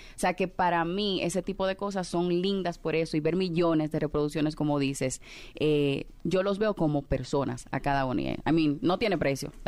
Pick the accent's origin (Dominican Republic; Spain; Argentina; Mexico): Dominican Republic; En la República Dominicana, que es de donde soy